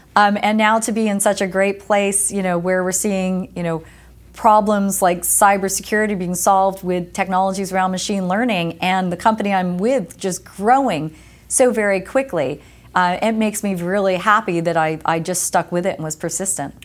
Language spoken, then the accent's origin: English; Lake Apache, New Jersey, United States; moved away as an adult; also born or lived in West Coast, United States; I grew up in New Jersey